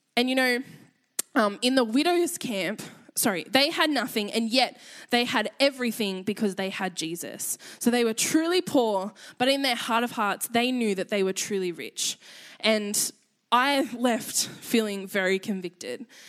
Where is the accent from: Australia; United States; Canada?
Australia; accent: Aussie; I realized how Aussie my voice is